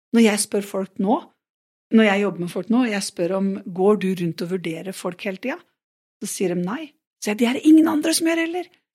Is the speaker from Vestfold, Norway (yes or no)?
yes; Nøtterøy, Vestfold, Norway; moved away; also born or lived in Porsgrunn; jeg er fra Nøtterøy